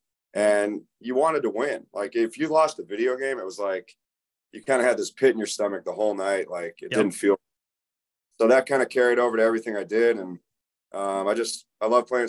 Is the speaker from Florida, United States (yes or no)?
yes; Tampa, Florida, United States; I grew up in Tampa and played football since I was 8.